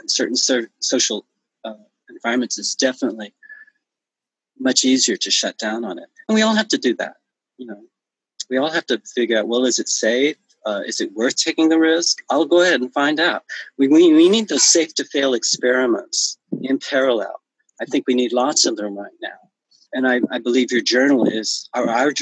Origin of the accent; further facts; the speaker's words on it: the South, United States; moved away; when I was raised in the South, it was segregated